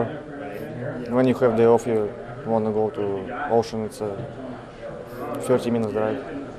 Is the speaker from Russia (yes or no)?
yes; Russia; English is a second language; moved away as an adult; also born or lived in New Jersey; now in California, United States